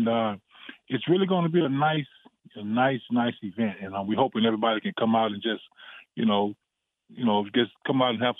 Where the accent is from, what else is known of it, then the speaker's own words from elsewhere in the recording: Pearland area, Texas, United States; now in Round Rock, United States; I'm from that area. My hometown is exactly 15 minutes from that area.